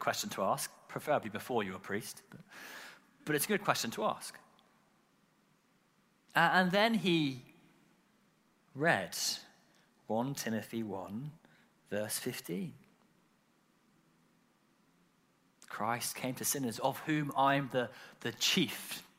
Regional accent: United Kingdom; we're British

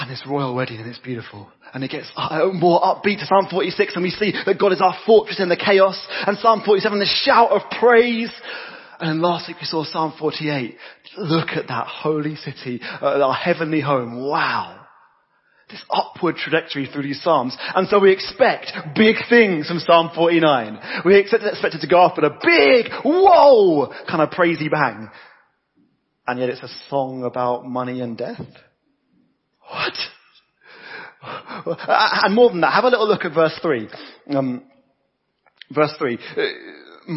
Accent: United Kingdom; I'm British and from that generation where you don't talk about money

